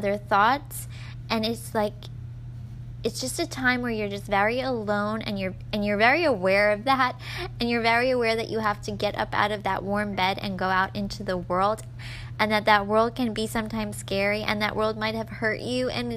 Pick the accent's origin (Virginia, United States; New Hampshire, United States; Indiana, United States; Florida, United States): Florida, United States; I'm from Florida